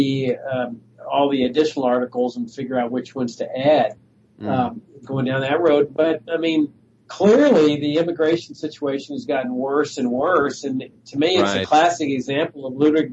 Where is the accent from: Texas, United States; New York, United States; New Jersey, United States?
Texas, United States; Laredo; I grew up in Laredo, Texas, on the border